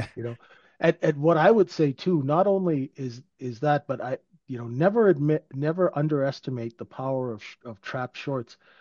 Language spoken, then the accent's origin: English; Vancouver, British Columbia, Canada; living in, growing up in Vancouver.